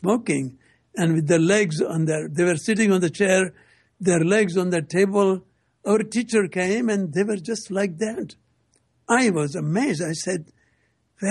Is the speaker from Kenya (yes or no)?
no; India; moved away as an adult; now in United States; came from India in 1960